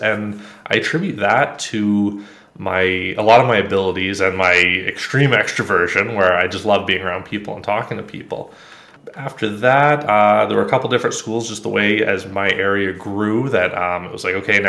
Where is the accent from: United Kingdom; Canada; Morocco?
Canada; Ontario; I grew up just north of a small town, definitely not like in the suburbs, very rural area, pretty standard, what do they call it, the nuclear family. Okay. Went to school relatively close by, Canadian, by the way, north of Toronto, about an hour.